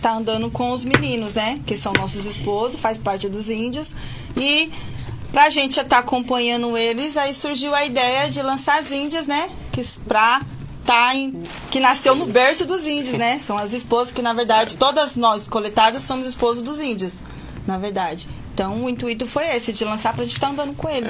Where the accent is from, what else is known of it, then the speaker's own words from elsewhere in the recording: São Paulo, Brazil; moved away as an adult; now in Campos dos Goytacazes, Brazil; Eu sou de São Paulo, eu tô aqui em, em campo só há seis meses